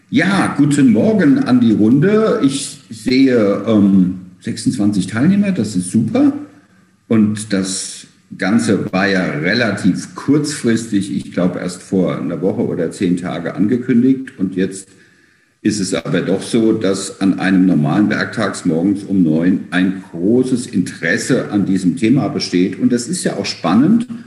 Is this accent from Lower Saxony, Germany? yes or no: no; Mainz, Rhineland-Palatinate, Germany; born there; now in Frankfurt, Germany; ich lebe und arbeite in Frankfurt, bin ein gebürtiger Mainzer und habe in München Kommunikationswissenschaft und Geschichte studiert